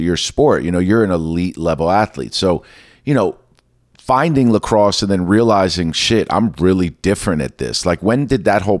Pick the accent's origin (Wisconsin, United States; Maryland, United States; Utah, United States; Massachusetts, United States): Maryland, United States; growing up in Maryland